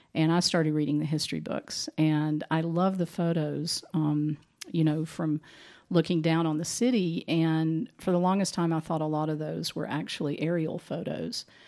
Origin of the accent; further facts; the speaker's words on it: Boone, North Carolina, United States; also born or lived in Asheville, North Carolina; I actually grew up in Boone